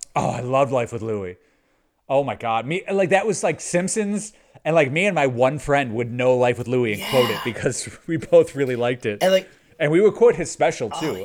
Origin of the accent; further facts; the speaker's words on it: Chicago, Illinois, United States; I grew up in Chicago, the suburbs of Chicago, west west suburbs of Chicago